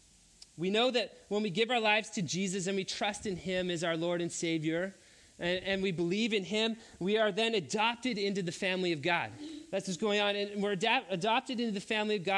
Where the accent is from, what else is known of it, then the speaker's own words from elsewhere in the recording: Three Hills, Alberta, Canada; I went to a public school where I grew up in Three Hills, Alberta, in elementary school